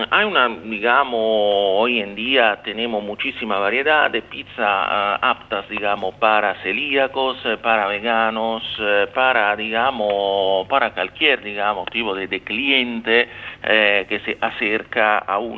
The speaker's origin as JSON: {"language": "Spanish", "town": "Rome", "region": "Lazio", "country": "Italy", "tie": "born or raised there", "second_language": "Spanish", "said": "Yo soy de la ciudad de Roma, nací en Roma"}